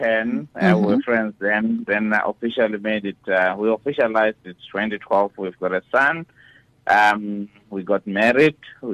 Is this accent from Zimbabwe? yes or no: yes; Zimbabwe; moved away as an adult; now in South Africa; I'm born and raised in Zimbabwe. Played cricket. Always been in sports. Came to South Africa 2009 rather.